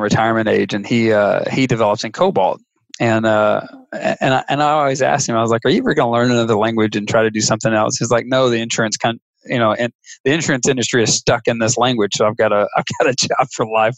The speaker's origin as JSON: {"language": "English", "region": "Mississippi", "country": "United States", "tie": "born or raised there", "said": "I'm from Podunk, Nowhereville, Mississippi"}